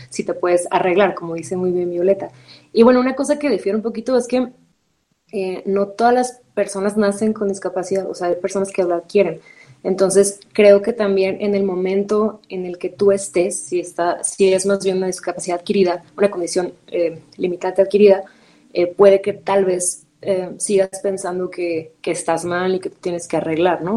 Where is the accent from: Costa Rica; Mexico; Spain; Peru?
Mexico; Ensenada, Baja California; now in Mexico City, Mexico; yo soy de Baja California, crecí en Ensenada y vivo en Ciudad de México